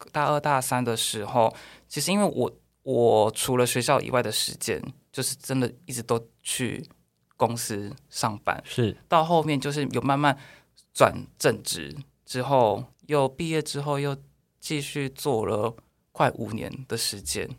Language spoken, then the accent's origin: Chinese; Taiwan; moved away as an adult; also born or lived in Japan; 我们也是台湾人